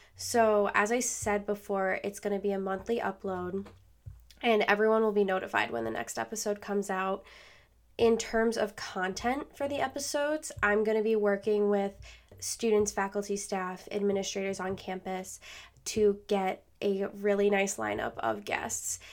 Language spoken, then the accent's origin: English; Rochester, New York, United States; also born or lived in Buffalo, New York; originally, I am from Rochester, New York.